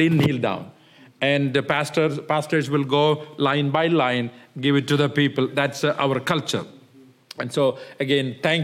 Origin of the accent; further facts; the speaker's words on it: South India, India; moved away as an adult; also born or lived in New York / Illinois; now in Chicago, United States; I was from South